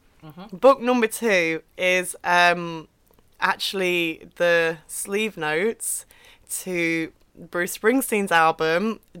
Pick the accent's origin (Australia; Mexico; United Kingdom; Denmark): United Kingdom; Derbyshire, East Midlands; I'm from Derbyshire. Mm-hmm. So the Midlands. Mm-hmm. So not north, not south, right smack bang in the middle of the UK.